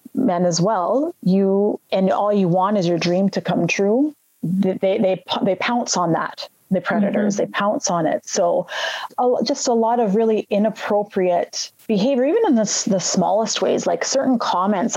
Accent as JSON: {"language": "English", "town": "Red Deer", "region": "Alberta", "country": "Canada", "tie": "born or raised there", "said": "I grew up actually in Alberta, a small city right in between Calgary and Edmonton in Alberta, Canada, called Red Deer, Red Deer, Alberta"}